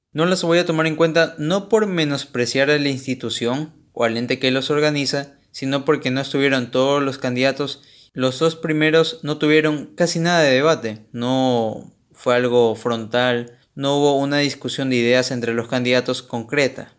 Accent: Ecuador; soy ecuatoriano

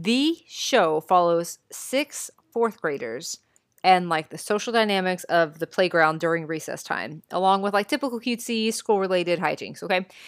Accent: Texas, United States

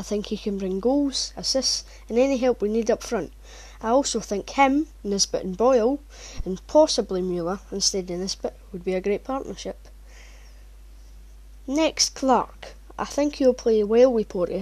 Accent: Edinburgh, Scotland, United Kingdom; I'm from Edinburgh

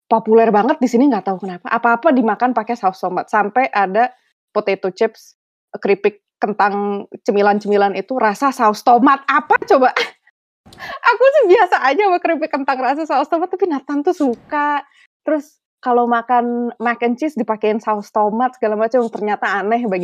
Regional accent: Jakarta, Indonesia; now in Canada; Maksudnya jauh jauh lebih lebih quiet daripada uh, Jakarta. Aku dulunya di Indonesia di Jakarta.

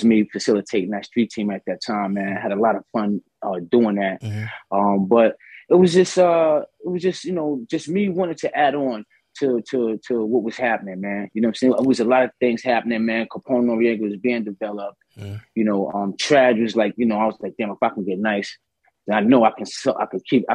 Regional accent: New York City, New York, United States; the bridge was live when I was coming up

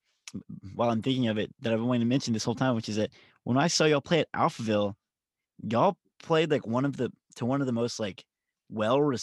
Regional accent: Nashville, Tennessee, United States; I'm from Nashville

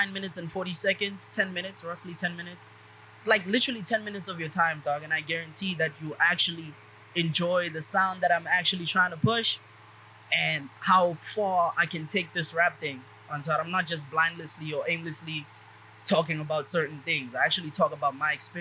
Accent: Pretoria, Gauteng, South Africa; I'm from Mami Lodi. I grew up in Mami Lodi

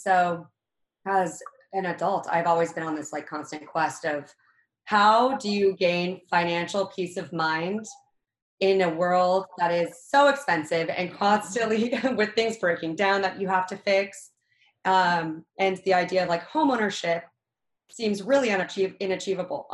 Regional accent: Reno, Nevada, United States; I grew up in Reno, Nevada

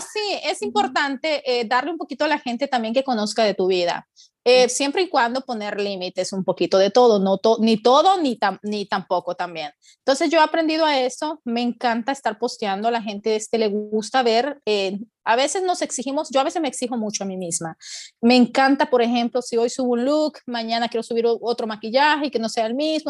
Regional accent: El Salvador; moved away as an adult; now in United States; soy salvadoreña, pero mi esposo es mexicano

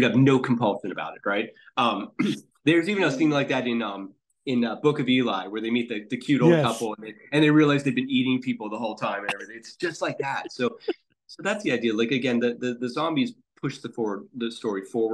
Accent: Pittsburgh, Pennsylvania, United States; moved away; I'm from Pittsburgh originally

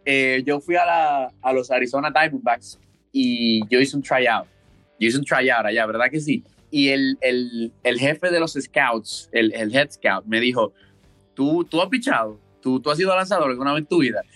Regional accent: Santo Domingo, Distrito Nacional, Dominican Republic; now in Wichita, United States; Yo soy de Santo Domingo, República Dominicana. Eh, muchacho de la ciudad

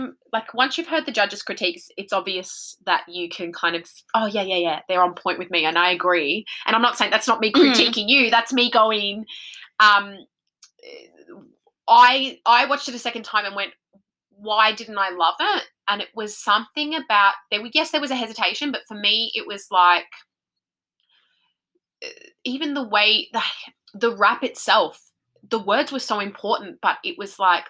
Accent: Queensland, Australia; accent: thick Queensland; I'm from Queensland, so when I get thick on my Queensland, I can be very inarticulate

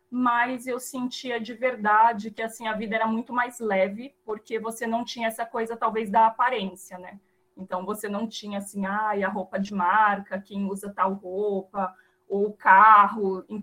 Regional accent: São Paulo, Brazil; moved away as an adult; also born or lived in Cuba; eu sou nascida aqui em São Paulo, mas meus pais são naturais aí da Bahia, né? Meu pai é de Itaberaba, minha mãe de Sátiro Dias, mas eles se encontraram, né? Se conheceram aqui em São Paulo e eu nasci aqui.

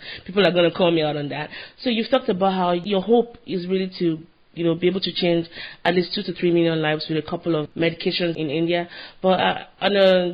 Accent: Nigeria; now in United States; I'm Nigerian

